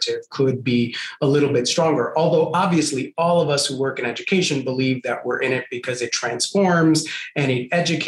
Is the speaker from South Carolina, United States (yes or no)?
no; New York City, New York, United States; also born or lived in Puerto Rico; I grew up in Puerto Rico and then migrated to the South Bronx, grew up in one of the most dangerous housing projects in the South Bronx in the 1980s